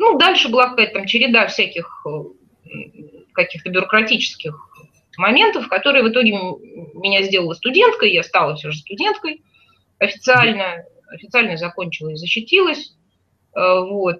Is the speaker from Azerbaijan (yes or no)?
yes; Baku, Azerbaijan; moved away; я не была в родном городе э, с тех пор, как уехала из него в 88 году